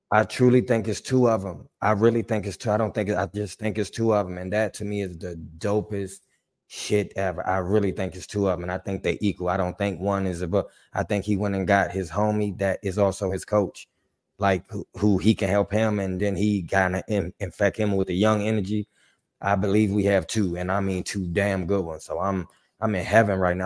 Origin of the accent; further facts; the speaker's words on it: Washington, District of Columbia, United States; I'm from D C. I, I grew up on Joe Gibbs.